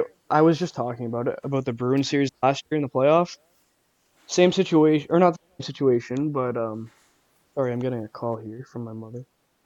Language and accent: English; Canada; I'm Canadian.